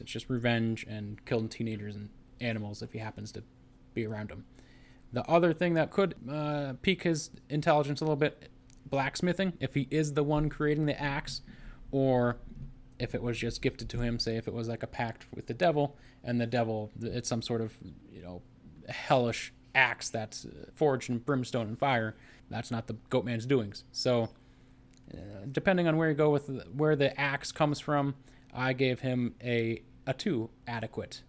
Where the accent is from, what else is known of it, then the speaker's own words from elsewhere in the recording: United States; growing up in America